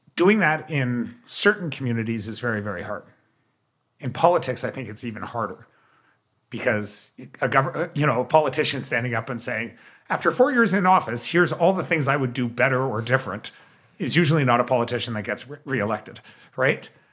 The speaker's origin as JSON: {"language": "English", "country": "Canada"}